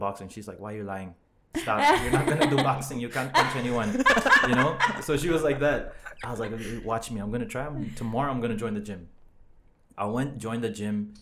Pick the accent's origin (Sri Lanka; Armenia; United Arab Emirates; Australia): United Arab Emirates; Dubai; born and raised here. It's my hometown